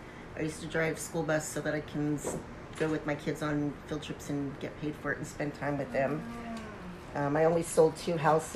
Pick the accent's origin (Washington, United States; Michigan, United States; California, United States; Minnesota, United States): California, United States; San Jose; I was born in San Jose, Santa Clara. Santa Clara, San Jose.